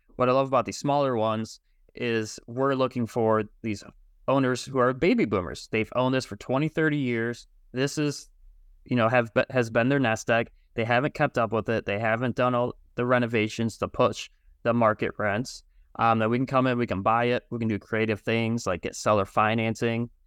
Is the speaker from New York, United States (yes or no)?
no; Michigan, United States; I'm from Michigan